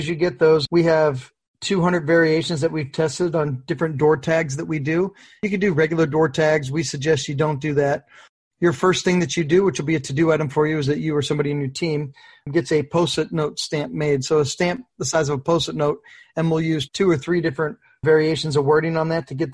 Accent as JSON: {"language": "English", "town": "St. Louis", "region": "Missouri", "country": "United States", "moved": "as an adult", "lives_now": "St. Pete Beach, United States", "said": "I'm from St. Louis and just moved down here to St. Pete Beach"}